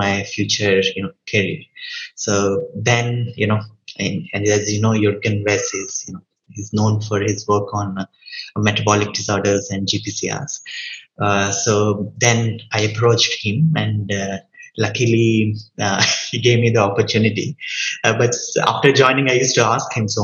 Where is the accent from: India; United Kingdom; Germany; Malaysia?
India; moved away as an adult; also born or lived in Canada; now in United States; I'm from India, then I was in Canada and then moved to US